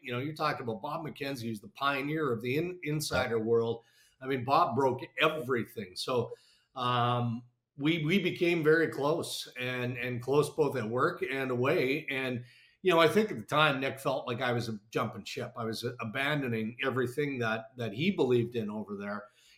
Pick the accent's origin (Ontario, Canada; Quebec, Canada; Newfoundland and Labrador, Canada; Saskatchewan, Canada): Saskatchewan, Canada; 40 minutes from Yorkton; moved away as an adult; also born or lived in Winnipeg, Manitoba / Brandon, Manitoba; I got offered a job in radio in Yorkton, which was like 40 minutes from my hometown